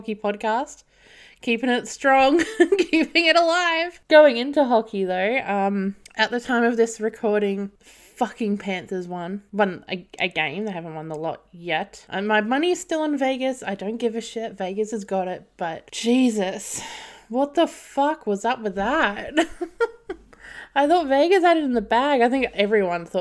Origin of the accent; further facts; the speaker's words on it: Australia; I'm Australian